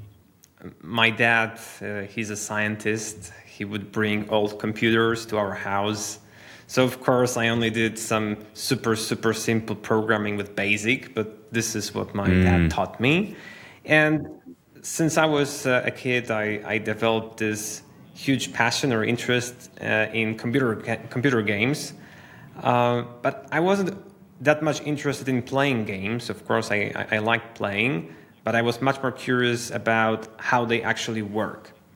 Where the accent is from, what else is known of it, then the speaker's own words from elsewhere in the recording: Wrocław, Lower Silesian Voivodeship, Poland; I'm actually in my hometown, which is Poland, Wrocław, one of the major cities west south of Poland.